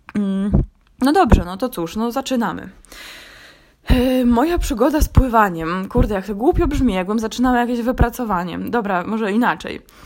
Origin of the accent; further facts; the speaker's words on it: Gdańsk, Pomeranian Voivodeship, Poland; also born or lived in Warsaw; z urodzenia też jestem warszawianką, to jak wróciłam do Gdańska